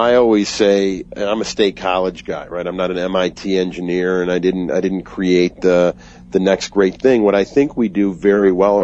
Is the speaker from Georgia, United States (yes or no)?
no; Chicago, Illinois, United States; also born or lived in Colorado; I moved back to my home state of Illinois and city of Chicago.